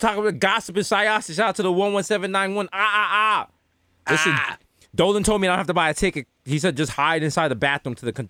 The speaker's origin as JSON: {"language": "English", "town": "New York City", "region": "New York", "country": "United States", "said": "Me and all my niggas in the Bronx"}